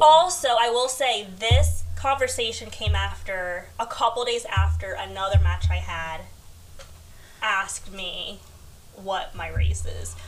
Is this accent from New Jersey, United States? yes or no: no; New York City, New York, United States; I was born in Queens.